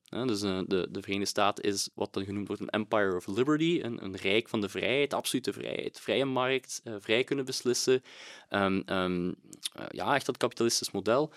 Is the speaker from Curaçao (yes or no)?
no; Belgium; als Belg